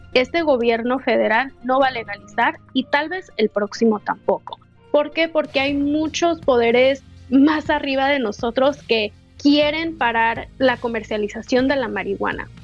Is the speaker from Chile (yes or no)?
no; Los Angeles, California, United States; moved away as an adult; also born or lived in Denver, Colorado; Yo nací y fui criada en Los Ángeles